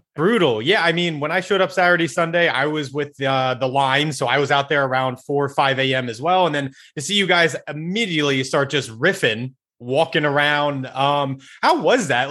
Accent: Delco, Pennsylvania, United States; also born or lived in South Jersey; I grew up in Delco. That's like where my mom is.

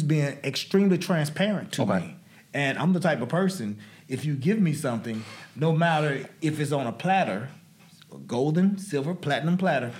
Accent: Indianola, Mississippi, United States; now in Olive Branch, United States; I was born and raised in Indianola, Mississippi. Okay. Lifetime Mississippian.

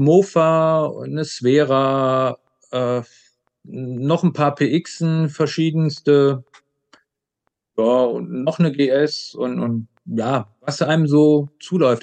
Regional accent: Aachen, North Rhine-Westphalia, Germany; moved away as an adult; also born or lived in Leipzig; Ich komme ja, wie gesagt, aus dem Grenzland Aachen, Holland, Belgien

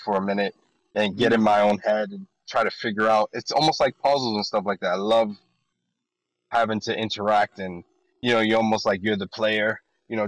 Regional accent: Northeast, United States; I'm from the Northeast, you know, when you grow up, where it gets cold in the winters.

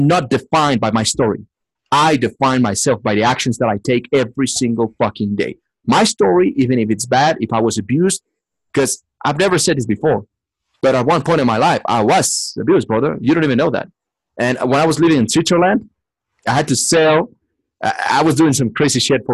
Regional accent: Mexico City, Mexico; English is a second language; moved away; I'm just from Mexico City.

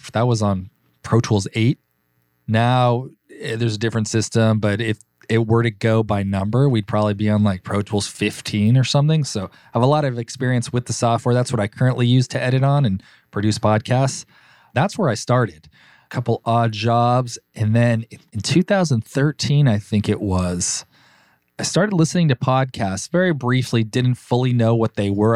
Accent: Burbank, California, United States; Born and raised in Los Angeles, in Burbank, California.

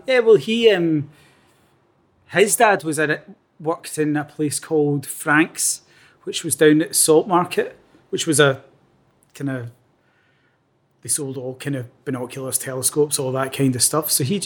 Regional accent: Clyde Valley, between Lanark and Hamilton, Scotland, United Kingdom; also born or lived in Strathaven; where I grew up isn't quite Lanark. It's kind of in the Clyde Valley, kind of probably about halfway between Lanark and Hamilton.

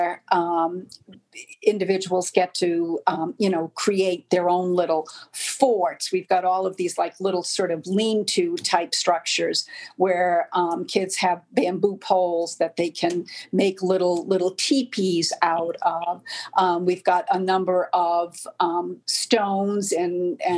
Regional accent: Rhode Island, United States; moved away; that's where I grew up in Rhode Island

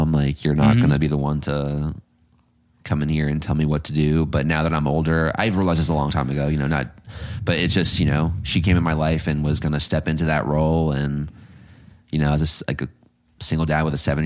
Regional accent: Virginia Beach, Virginia, United States; also born or lived in Richmond, Virginia; I'm born and raised out of Virginia Beach

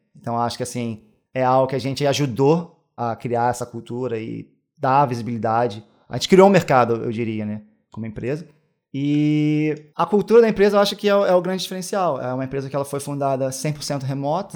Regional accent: Niterói, Rio de Janeiro, Brazil; moved away as an adult; now in Amsterdam, Netherlands; Sou de Niterói

